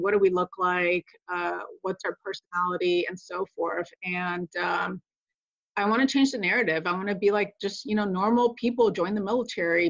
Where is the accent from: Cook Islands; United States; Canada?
United States; Connecticut; moved away as an adult; also born or lived in Puerto Rico; now in Pacific Northwest, United States; I'm originally from Puerto Rico and grew up in Connecticut